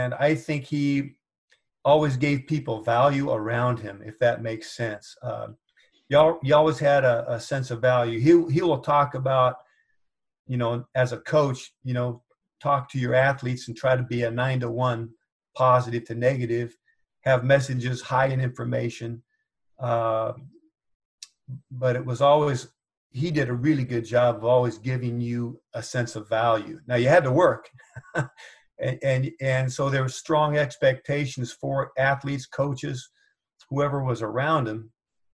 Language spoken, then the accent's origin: English; Corvallis, Oregon, United States; it was a great time to grow up in Corvallis.